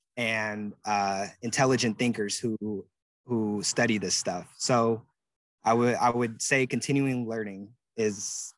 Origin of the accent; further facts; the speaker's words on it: Pacific Northwest, United States; But since I'm from the Pacific Northwest, my family is originally from the South